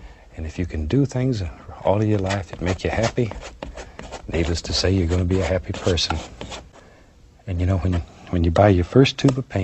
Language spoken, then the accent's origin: English; Florida, United States; moved away as an adult; also born or lived in Alaska; I was born and raised in Florida, and I was almost 20 years old before I ever saw snow